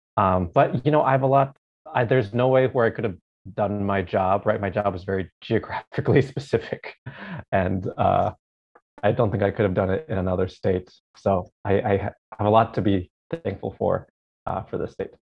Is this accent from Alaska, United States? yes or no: yes; Alaska, United States; moved away as an adult; also born or lived in Oregon / Seattle; now in Hawaii, United States; I was born and raised in Alaska. So spent my first 18 years in Alaska